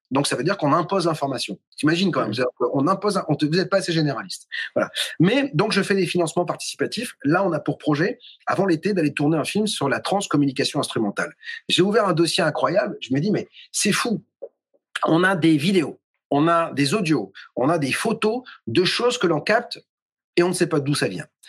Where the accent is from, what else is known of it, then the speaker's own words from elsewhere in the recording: Toulouse, Occitania, France; je vivais dans une maison, je suis toulousain, à côté de Toulouse. Et vers 3-4 ans, visiblement, j'étais dans une chambre dans cette maison à Saint-Martin-du-Touche